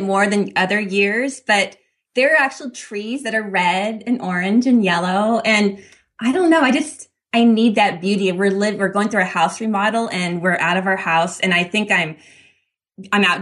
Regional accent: Northern California, United States; I grew up in a little farming town in Northern California

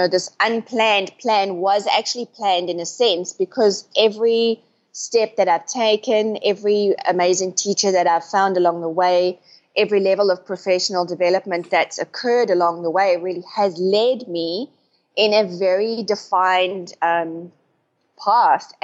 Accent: South Africa; moved away as an adult; also born or lived in United Kingdom / Asia; now in Thailand; I grew up in South Africa, and I've pretty much lived the last 20 years of my life in a very unconventional way

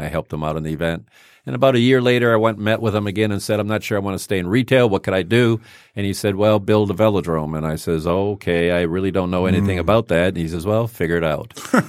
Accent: Rochester, Michigan, United States; also born or lived in Highland Park, Michigan; I was born in Holland Park. Mm-hmm. My parents moved out in the early 60s out to farmland out in Rochester, went to Rochester High School

